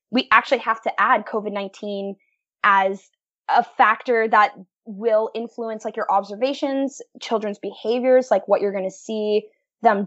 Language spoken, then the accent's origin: English; Welland, Ontario, Canada; I'm from Welland, Ontario. So we're, like, located right in the heart of the Niagara region